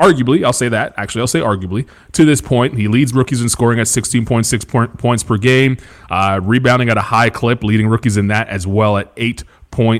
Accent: Canada; now in North Carolina, United States; I'm a Canadian. I'm a proud Canadian.

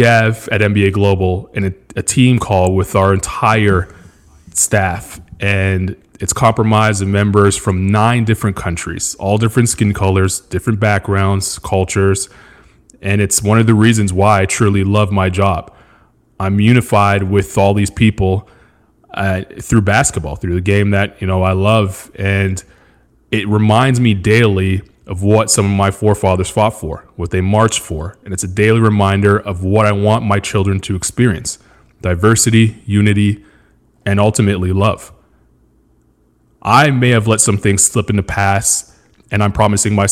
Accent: Montreal, Quebec, Canada; moved away as an adult; also born or lived in Australia; now in United States; I grew up with in Montreal, Quebec, Canada, in a place called NDG

